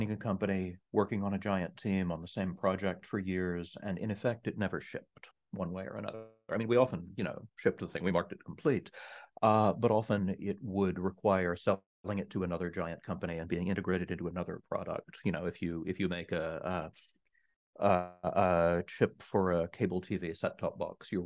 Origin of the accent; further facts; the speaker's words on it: East Texas, United States; I grew up in the middle of nowhere in East Texas